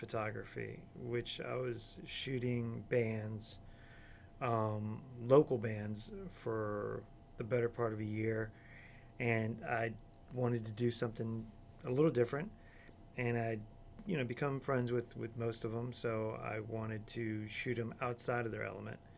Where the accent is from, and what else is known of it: Florida, United States; born or raised there; also born or lived in Chicago